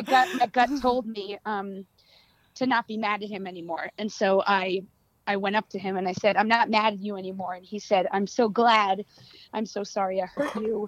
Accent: New York City, New York, United States; I was raised in in New York City

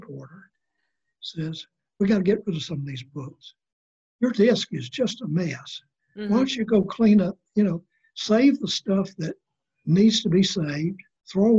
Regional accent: South Carolina, United States; moved away; also born or lived in Charlotte, North Carolina; my hometown in South Carolina

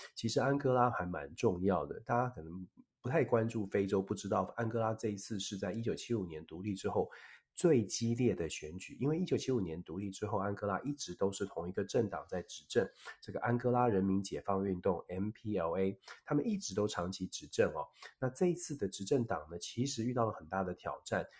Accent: Taiwan; 我们作，作为台湾人，作为在台湾

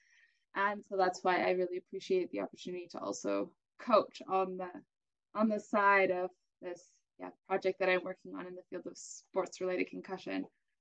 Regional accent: Canada; now in Germany; I'm a Canadian, which is pretty cool, but living in Germany, both of us living in Germany, actually

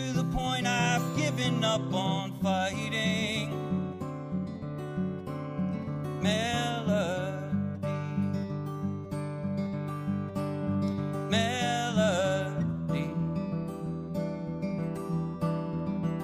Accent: Funkstown, Maryland, United States; I'm 39 years old. I'm from Funkstown, Maryland

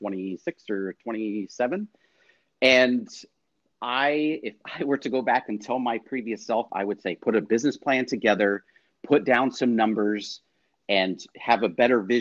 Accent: Poway, California, United States; Poway, Rancho Bernardo, which is great because it was my hometown

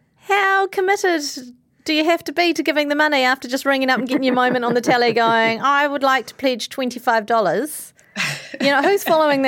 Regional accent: New Zealand; We're looking back on the trends and phenomena that impacted our lives as rangatahi growing up in Aotearoa.

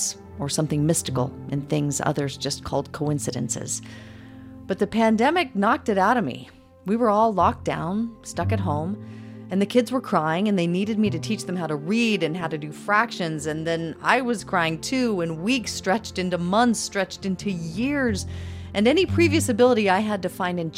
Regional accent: Idaho Falls, Idaho, United States; my hometown

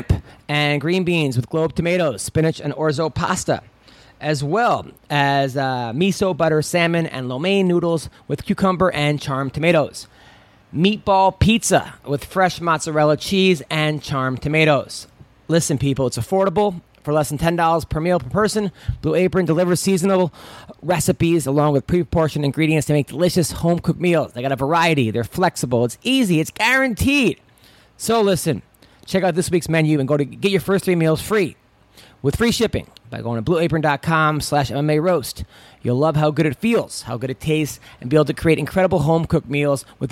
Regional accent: Oceanside, New York, United States; I'm actually from Long Island. I grew up in Oceanside

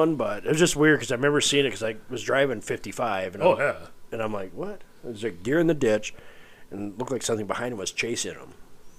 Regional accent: Stockholm, South Dakota, United States; Over by Stockholm, where I grew up.

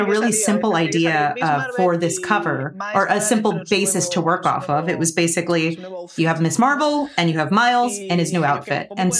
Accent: Spain; It's, you know, I'm from Spain, and that's a thing that maybe isn't a mainstream pose that would be recognizable around the world, but anybody here in Spain would definitely recognize that that's a flamenco pose.

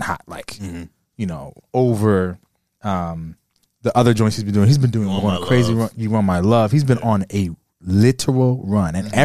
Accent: West Coast, United States; I'm from the West Coast

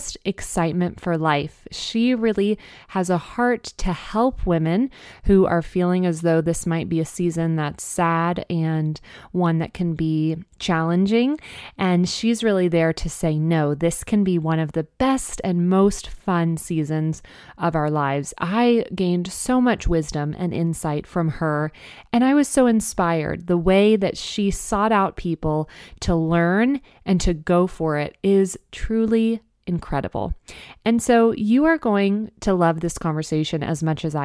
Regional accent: Dallas, Texas, United States; Hailing from my hometown of Dallas, Texas

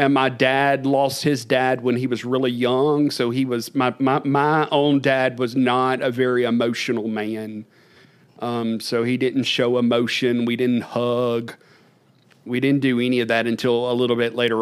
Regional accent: Stanley, Louisiana, United States; I grew up in Podunk, Louisiana, a little community called Stanley, population 15

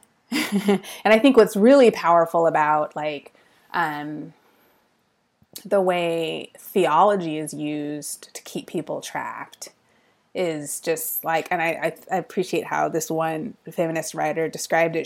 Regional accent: Fremont, California, United States; Ohlone College is in the town that I grew up in, in Fremont

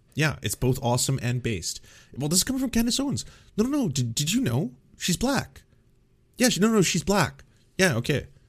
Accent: Canada; as a Canadian

